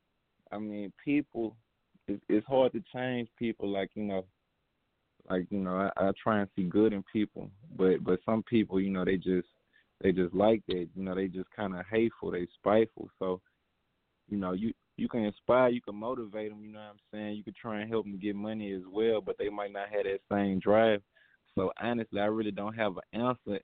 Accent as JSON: {"language": "English", "town": "Baton Rouge", "region": "Louisiana", "country": "United States", "said": "I come from Baton Rouge"}